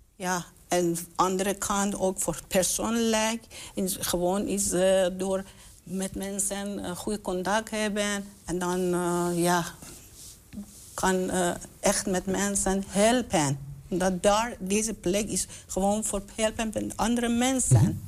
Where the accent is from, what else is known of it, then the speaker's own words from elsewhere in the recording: Iran; now in Enschede, Netherlands; ik kom uit Iran.